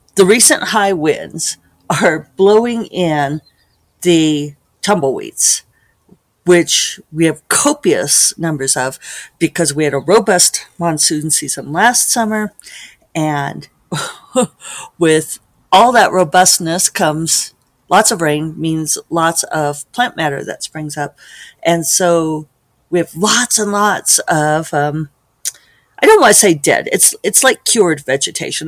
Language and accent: English; Denver, Colorado, United States; me growing up in Denver, Colorado